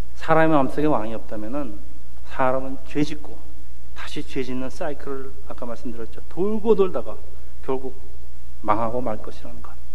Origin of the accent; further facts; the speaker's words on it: South Korea; moved away as an adult; now in United States; 한국 이민 1세들의 그 저희 세대의 75%가 교회에 적을 두고 있다는 보고서가 있는데